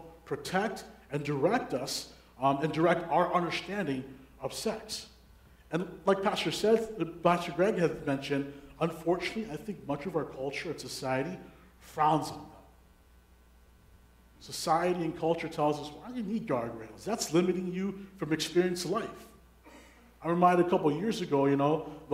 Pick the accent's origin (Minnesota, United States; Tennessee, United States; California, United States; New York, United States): Minnesota, United States; Minneapolis–Saint Paul; I was born and raised in the Twin Cities during the 90s.